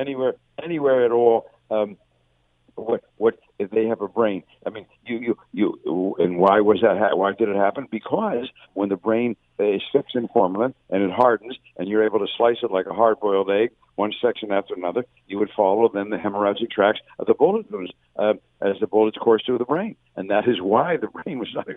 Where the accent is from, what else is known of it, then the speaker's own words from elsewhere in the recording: United States; our great country of America